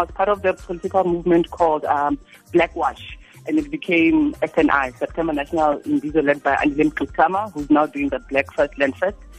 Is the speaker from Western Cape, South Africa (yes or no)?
no; Rustenburg, North West, South Africa; I'm from Rustenburg